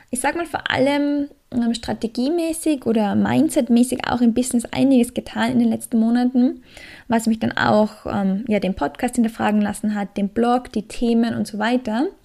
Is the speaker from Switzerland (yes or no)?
no; Australia; now in Austria; Aus Australier, als Australier kann man natürlich auch nicht immer und ewig in Österreich bleiben.